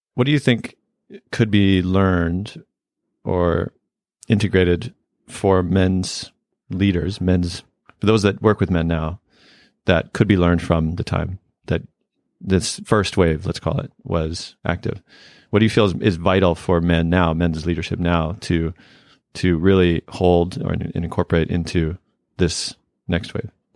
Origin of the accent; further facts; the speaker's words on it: Canada; where I grew up in Canada